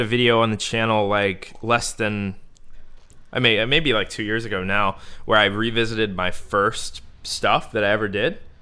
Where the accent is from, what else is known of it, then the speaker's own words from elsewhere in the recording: Bowie, Maryland, United States; moved away as an adult; now in Southern California, United States; we both grew up in Bowie, Maryland.